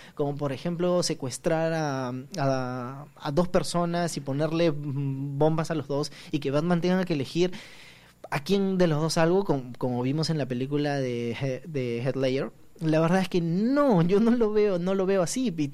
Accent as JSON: {"language": "Spanish", "country": "Peru", "said": "como peruanos"}